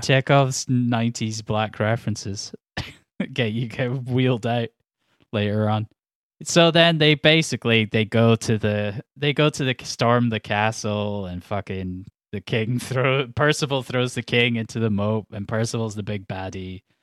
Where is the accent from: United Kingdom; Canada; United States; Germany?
United Kingdom; Edinburgh, Scotland; I'm from Edinburgh